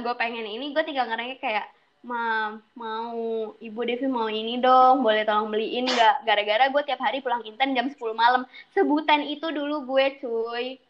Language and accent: Indonesian; Jakarta, Indonesia; moved away as an adult; now in Padang, Indonesia; asal gue dari Jakarta, Jakarta Utara sih lebih tepatnya